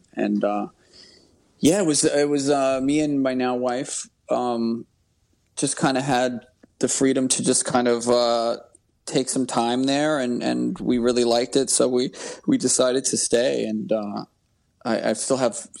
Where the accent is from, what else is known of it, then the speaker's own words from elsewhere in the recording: New York City, New York, United States; also born or lived in Rockaway Beach, Queens / Astoria, Queens; I grew up in Queens, mostly in Rockaway Beach, but in high school I moved to Astoria, Queens